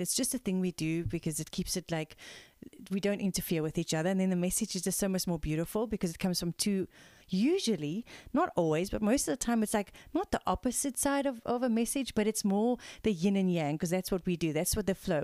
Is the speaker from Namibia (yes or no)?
no; South Africa; We are a South African mother-daughter team of integrative energy healers